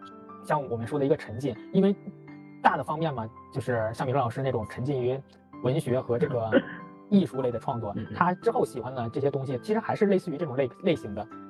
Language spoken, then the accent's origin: Chinese; Qinhuangdao, Hebei, China; 就包括我和明老师，我们都来自于秦皇岛，就是相对于北京来说是一个小地方了。